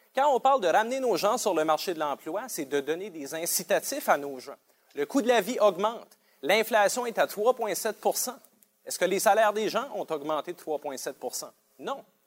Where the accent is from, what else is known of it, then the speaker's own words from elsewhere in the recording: Sainte-Anne-de-Madawaska, New Brunswick, Canada; Je suis originaire de Sainte-Anne de Madawaska